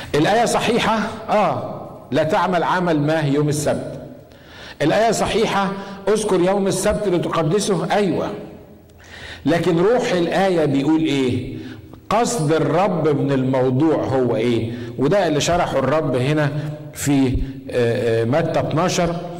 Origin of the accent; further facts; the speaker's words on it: Egypt; عندنا في مصر